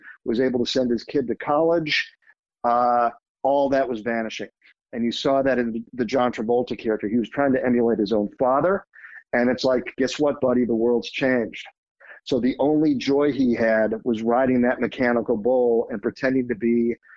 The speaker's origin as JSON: {"language": "English", "town": "Phoenix", "region": "Arizona", "country": "United States", "tie": "born or raised there", "said": "I grew up in Phoenix, Arizona, which makes it a first cousin to anything in Texas"}